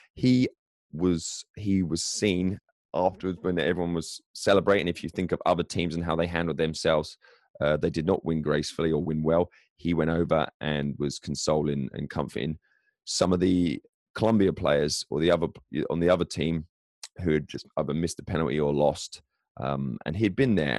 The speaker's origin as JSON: {"language": "English", "region": "England", "country": "United Kingdom", "moved": "yes", "said": "as an Englishman abroad"}